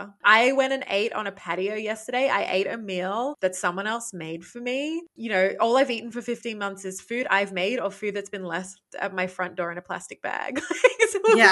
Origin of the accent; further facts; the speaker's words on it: Port Macquarie, New South Wales, Australia; accent: Australian; moved away as an adult; also born or lived in Sydney / Queensland; now in Montreal, Canada; I was born in Sydney, but then, you know, from a very young age, lived in this small town called Port Macquarie, which is about 4 hours north of Sydney on the coast